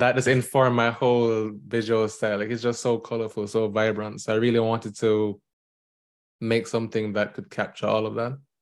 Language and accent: English; Jamaica; now in New York, United States; I am a Jamaican indie game developer currently living in New York